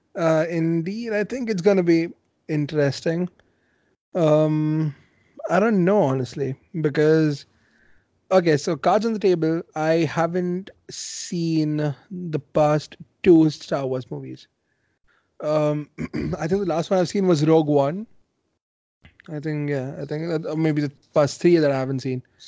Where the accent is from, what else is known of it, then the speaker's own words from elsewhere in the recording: India; I mean as an Indian